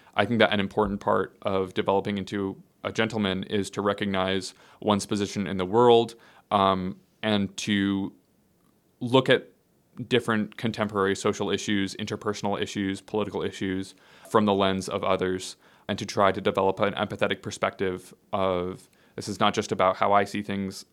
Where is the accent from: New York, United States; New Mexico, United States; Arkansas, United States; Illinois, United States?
Illinois, United States; Skokie; also born or lived in Evanston, Illinois; now in Nashville, United States; I grew up in Skokie.